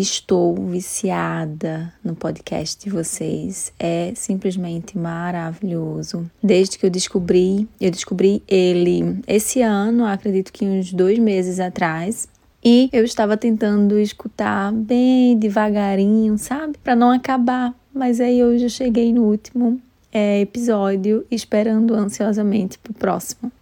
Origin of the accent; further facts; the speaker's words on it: Recife, Pernambuco, Brazil; now in London, United Kingdom; sou de Recife, mas estou morando atualmente em Londres